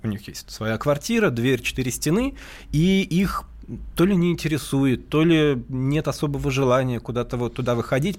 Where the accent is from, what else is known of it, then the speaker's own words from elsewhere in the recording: Moscow, Russia; moved away; Я родился в Москве и жил в Москве вот 48 лет